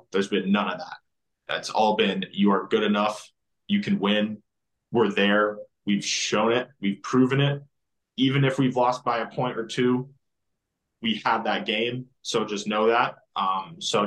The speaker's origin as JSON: {"language": "English", "town": "Denver", "region": "Colorado", "country": "United States", "tie": "born or raised there", "also_born_or_lived": "Arlington, Texas", "moved": "as an adult", "lives_now": "Dallas, United States", "said": "I grew up in Denver. So Denver's more of my, you know, like hometown where I grew up, but like born here in Arlington."}